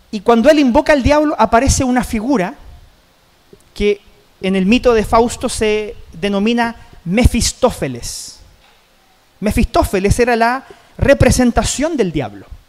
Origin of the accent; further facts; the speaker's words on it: Chile; como chilenos en general, como sociedad, no terminamos el año